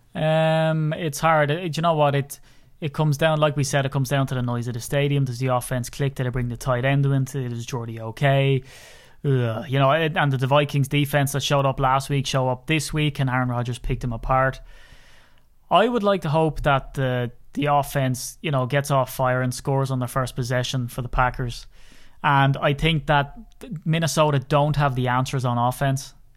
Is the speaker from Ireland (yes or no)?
yes; Ireland; accent: Irish; as an Irishman